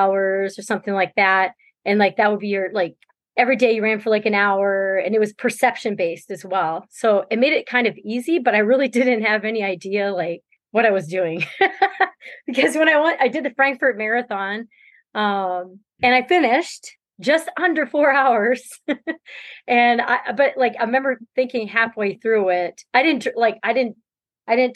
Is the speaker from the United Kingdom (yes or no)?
no; New Brunswick, Canada; moved away as an adult; now in Minnesota, United States; I'm from Canada, New Brunswick, Canada